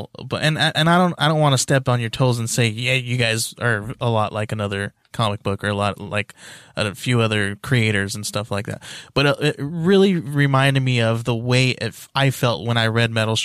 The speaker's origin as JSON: {"language": "English", "region": "California", "country": "United States", "tie": "born or raised there", "said": "I grew up in California"}